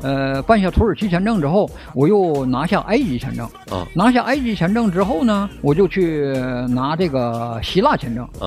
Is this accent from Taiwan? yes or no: no; China; 在我前边排着有三个我们中国人